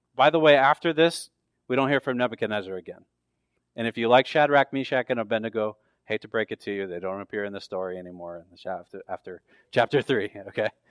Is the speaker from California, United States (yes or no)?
yes; near San Francisco, California, United States; now in Tucson, United States; I grew up near the San Francisco, so the San Francisco forty-niners are, like, my hometown team